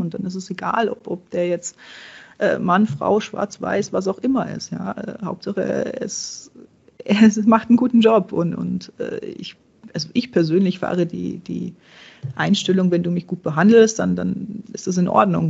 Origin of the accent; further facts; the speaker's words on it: Czechia; now in Germany; ich bin gebürtige Tschechin, meine, meine Großeltern kommen daher, meine, meine Mama kommt daher.